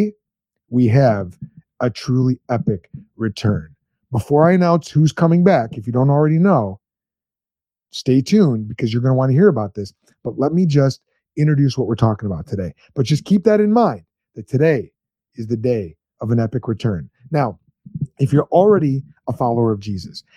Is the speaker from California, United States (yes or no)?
no; Chicago, Illinois, United States; I grew up in Chicagoland